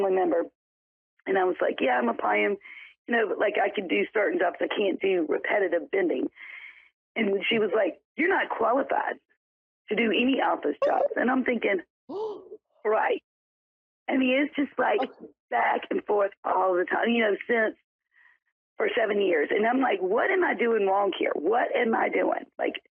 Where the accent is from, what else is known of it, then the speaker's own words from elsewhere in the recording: South Carolina, United States; I am from South Carolina.